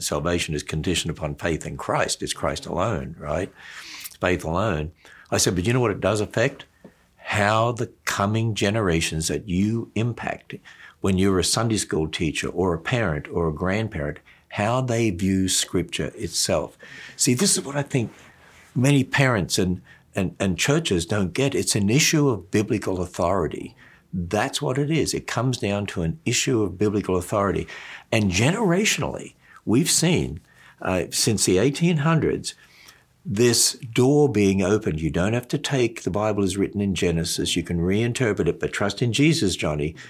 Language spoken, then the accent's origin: English; Australia; when I was brought up in Australia, um, we were transferred, because my father's a teacher, to different country towns